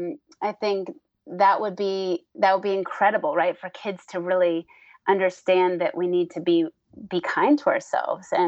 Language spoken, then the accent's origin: English; New Hampshire, United States; I grew up in New Hampshire and in nature